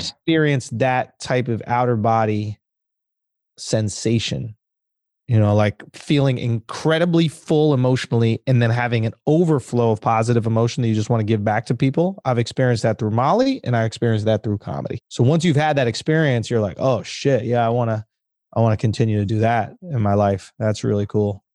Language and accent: English; New York, United States; I'm from New York